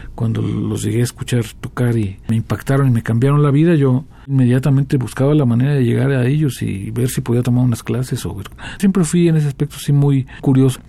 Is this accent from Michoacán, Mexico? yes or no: yes; Morelia, Michoacán, Mexico; los dos crecimos en Morelia